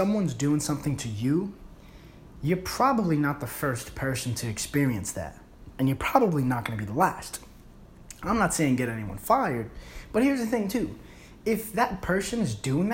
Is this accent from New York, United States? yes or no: yes; New York City, New York, United States; I grew up in the Bronx